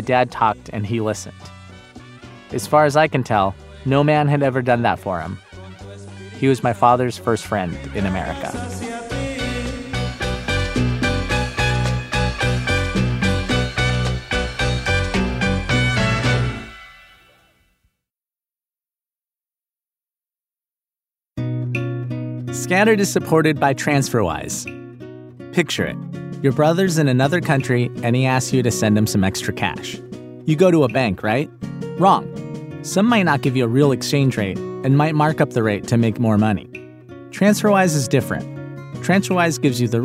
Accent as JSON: {"language": "English", "town": "Inglewood", "region": "California", "country": "United States", "tie": "born or raised there", "said": "I grew up in Inglewood under the flight path of LAX"}